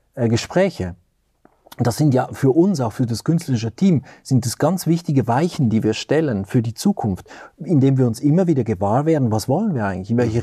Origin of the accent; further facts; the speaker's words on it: Lucerne, Switzerland; moved away as an adult; also born or lived in Zurich; now in Göttingen, Germany; Ich bin in Luzern aufgewachsen in der Schweiz